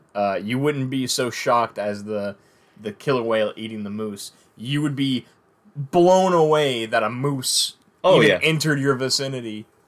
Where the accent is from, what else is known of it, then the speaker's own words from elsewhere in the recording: the South, United States; since we're from the South and we eat crawfish